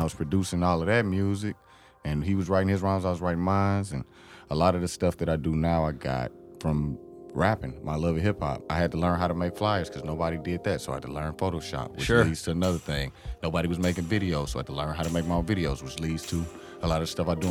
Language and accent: English; East St. Louis, Illinois, United States; I grew up in East St. Louis